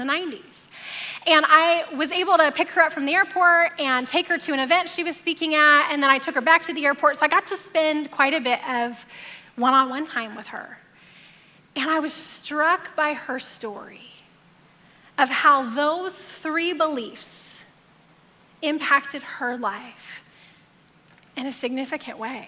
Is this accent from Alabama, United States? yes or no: yes; Alabama, United States; now in Temecula, United States; I grew up in Alabama